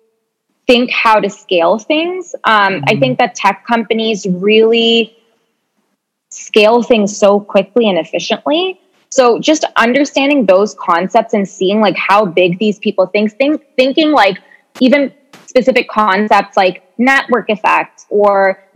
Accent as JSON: {"language": "English", "country": "Canada", "moved": "as an adult", "lives_now": "New York, United States", "said": "we're originally Canadian"}